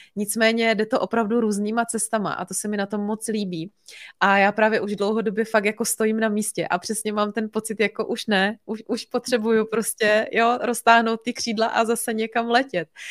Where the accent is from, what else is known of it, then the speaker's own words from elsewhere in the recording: Bohemia, Czechia; tady u nás doma v Čechách